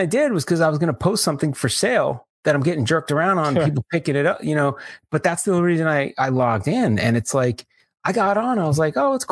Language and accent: English; New York, United States; Growing up in New York